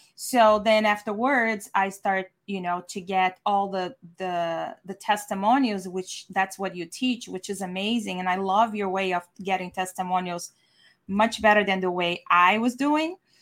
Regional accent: Brazil; now in San Diego, United States; I'm from Brazil, former architect

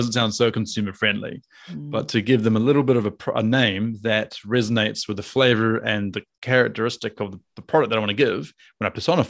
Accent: Auckland, New Zealand; So I'm from Auckland.

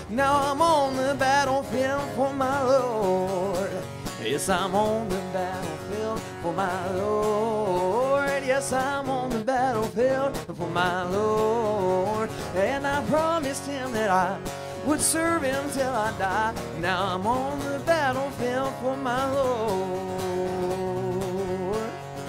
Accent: Hickory, North Carolina, United States; North Carolina, yes, sir. Hickory, North Carolina.

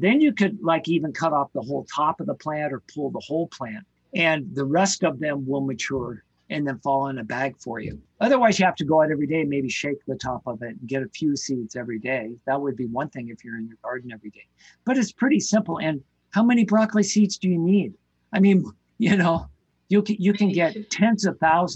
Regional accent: Ketchum, Idaho, United States; where I grew up in Ketchum, Idaho

